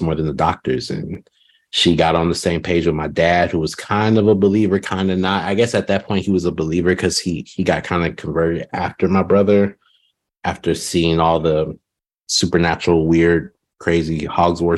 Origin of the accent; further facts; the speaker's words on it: Southern California, United States; moved away as an adult; also born or lived in Redding, California; now in Austin, United States; I was born in Southern California